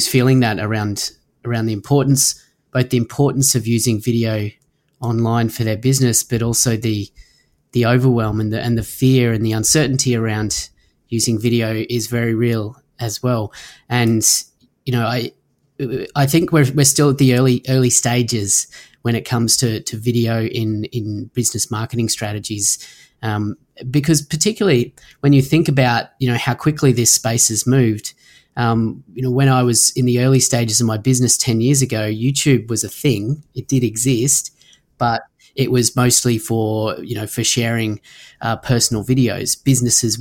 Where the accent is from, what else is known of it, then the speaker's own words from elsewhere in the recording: Sunshine Coast, Queensland, Australia; here in my hometown in the Sunshine Coast, Australia